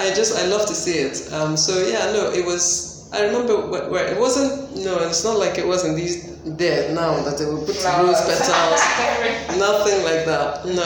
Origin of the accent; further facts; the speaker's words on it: Lagos, Nigeria; I'm from Lagos State. Okay. Born and bred.